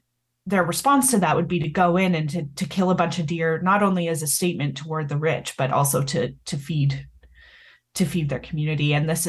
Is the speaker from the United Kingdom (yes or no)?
no; Canada; I'm Canadian, and actually in Canada, it's flipped. So our Conservative Party is blue.